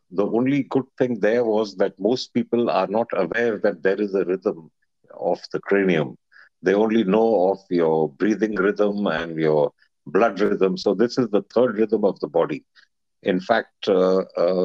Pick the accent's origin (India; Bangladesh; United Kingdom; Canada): India; moved away as an adult; now in Hong Kong; I was born in India and I received my full education in India in some British schools